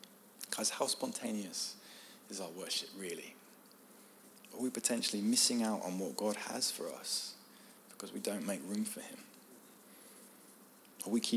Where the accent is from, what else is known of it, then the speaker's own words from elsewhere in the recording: United Kingdom; I'm British